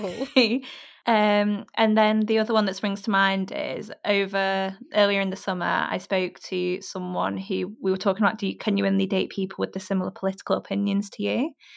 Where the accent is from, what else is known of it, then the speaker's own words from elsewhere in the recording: Warrington, North West England, United Kingdom; now in London, United Kingdom; I'm from a place between Manchester and Liverpool, up north